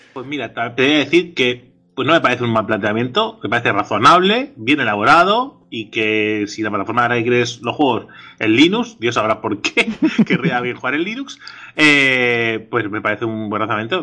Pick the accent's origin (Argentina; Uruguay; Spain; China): Spain; Catalonia; somos catalanes